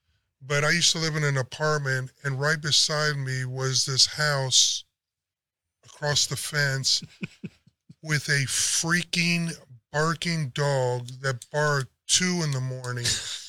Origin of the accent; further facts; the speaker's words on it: San Antonio, Texas, United States; we're from San Antonio